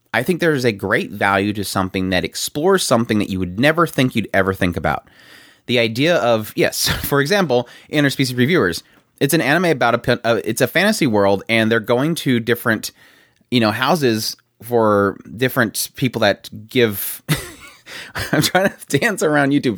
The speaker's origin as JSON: {"language": "English", "country": "United States", "tie": "born or raised there", "said": "growing up in the United States"}